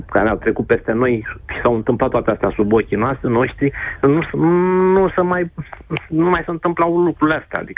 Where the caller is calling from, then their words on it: Bucharest, Romania; din București